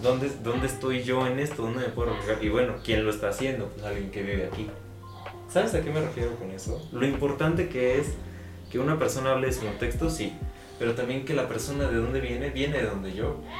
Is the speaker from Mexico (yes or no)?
yes; Mexico